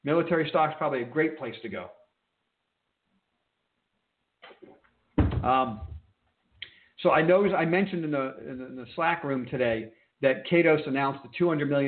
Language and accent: English; New York, United States; I am an East Coast guy. I was born and raised in New York